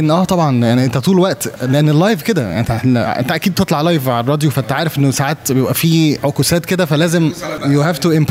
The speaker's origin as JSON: {"language": "Arabic", "town": "Alexandria", "region": "Alexandria Governorate", "country": "Egypt", "also_born_or_lived": "Saudi Arabia", "accent": "Egyptian", "said": "الاكسنت المصري مصر لا يمكن عشان انا اتولدت في السعوديه عشت فيها 12 سنه او 12 سنه وبعد كده آه، اقمت بقى في اسكندريه آه، فتره طويله جدا من عمري"}